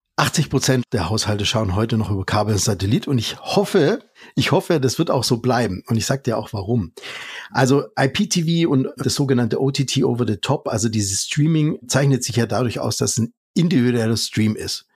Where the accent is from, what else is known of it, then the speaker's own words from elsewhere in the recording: Germany; wir als Deutsche